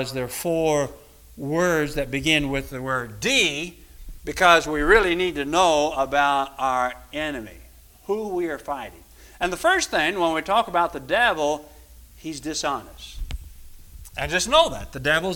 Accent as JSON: {"language": "English", "town": "Louisville", "region": "Kentucky", "country": "United States", "tie": "born or raised there", "said": "I was growing up in Louisville, pretty good, because we lived in Louisville"}